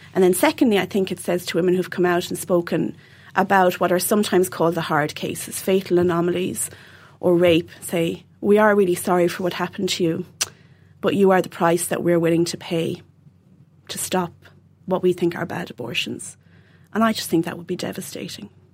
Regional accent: Dundrum, Munster, Ireland; I'm from Dundrum, County Tipperary

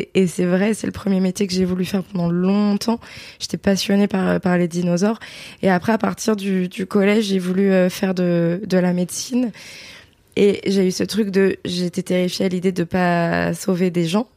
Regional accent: Beaujolais, near Villefranche-sur-Saône, Auvergne-Rhône-Alpes, France; J'ai grandi dans le Beaujolais, un petit village euh, à côté de Villefranche-sur-Saône

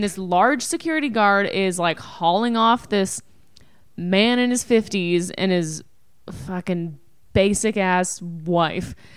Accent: Canada; we're Canadian

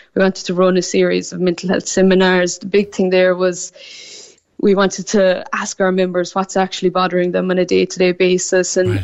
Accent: Newmarket, Munster, Ireland; moved away as an adult; now in Sydney, Australia; I'm from Newmarket in North Cork.

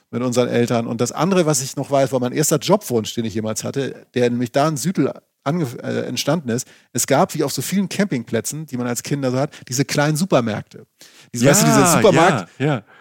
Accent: Schleswig-Holstein, Germany; Ich stamme ja aus, aus Schleswig-Holstein

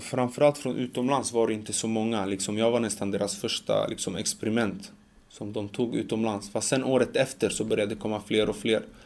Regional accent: Sweden; jag känner att jag är mer svensk

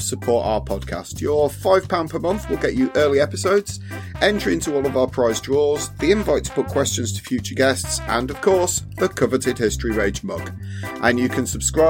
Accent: England, United Kingdom; being English

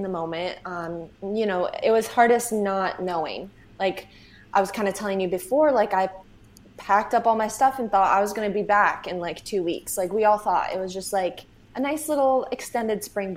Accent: Syracuse, New York, United States; moved away as an adult; also born or lived in Buffalo, New York; now in New York City, United States; I grew up in Syracuse

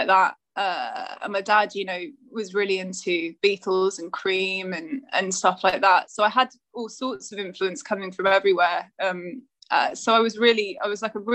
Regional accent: Bath, South West England, United Kingdom; born or raised there; also born or lived in Trowbridge

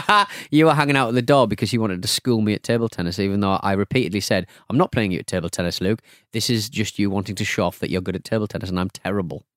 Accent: Hartlepool, North East England, United Kingdom; my hometown of Hartlepool

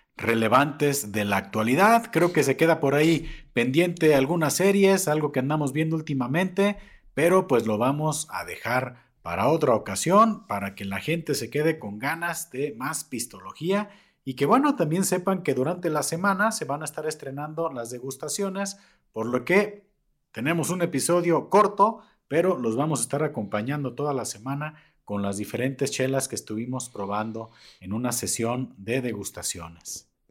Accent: Mexico

